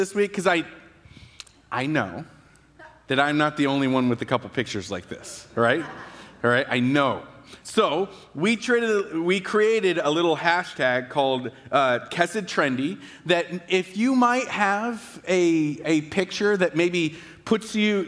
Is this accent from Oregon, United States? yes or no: no; Battle Ground, Washington, United States; I am from Battleground, but I have never owned a cowboy hat in my entire life